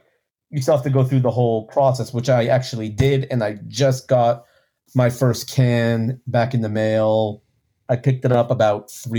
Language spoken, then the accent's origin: English; Texas, United States; I'm from Texas.